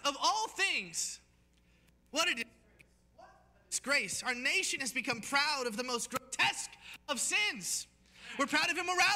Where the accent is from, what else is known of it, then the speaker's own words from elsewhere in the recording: United States; being an American